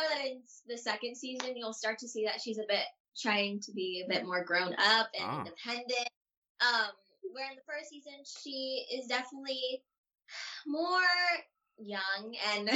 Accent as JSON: {"language": "English", "town": "Campbell", "region": "California", "country": "United States", "tie": "born or raised there", "moved": "yes", "lives_now": "Los Angeles, United States", "said": "I grew up in near San Francisco."}